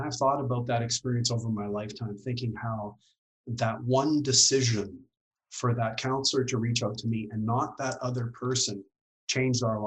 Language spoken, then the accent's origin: English; Dawson Creek, British Columbia, Canada; moved away as an adult; also born or lived in Kelowna / Victoria; I grew up in Dawson Creek, had a great family.